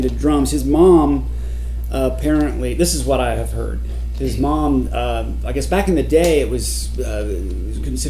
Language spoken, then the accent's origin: English; Texas, United States; moved away as an adult; also born or lived in Athens, Georgia; I'm from Texas, and I ended up out there